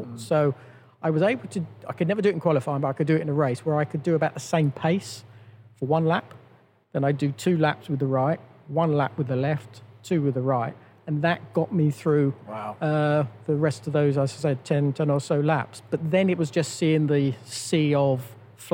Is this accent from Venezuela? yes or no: no; United Kingdom; all of us as British drivers